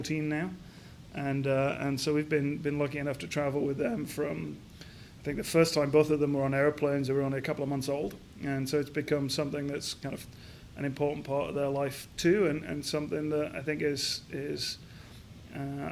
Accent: Crofton, Yorkshire and the Humber, United Kingdom; also born or lived in Edinburgh, Scotland; now in Columbus, United States; I grew up in Yorkshire in the north of England in a very small mining town called Crofton

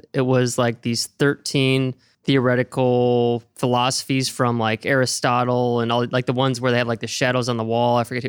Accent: Oregon, United States; moved away; I'm not from there. I'm from Oregon

